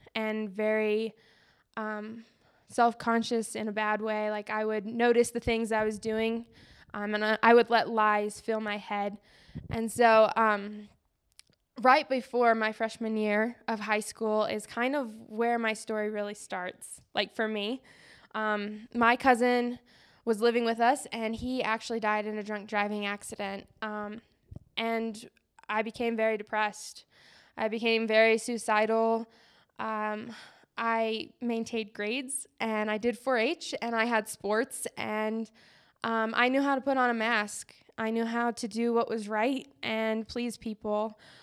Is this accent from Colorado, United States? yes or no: yes; Colorado, United States; growing up around Colorado